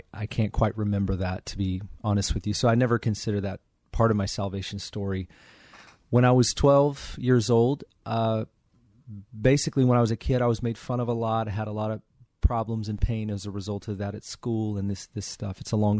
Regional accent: Kirkland, Washington, United States; now in Federal Way, United States; I grew up in Juanita, sort of Kirkland, Bothell area for the majority of my childhood, and then Bothell, downtown Bothell area, and really just around the north end of Seattle almost my whole life.

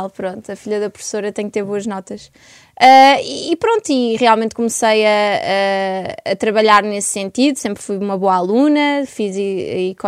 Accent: Coimbra, Coimbra District, Portugal; born there; e eu nasci em Coimbra, tenho um irmão

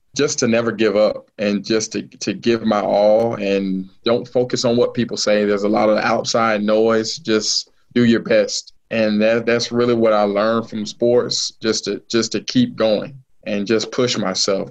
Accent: Miami, Florida, United States; the city that I grew up

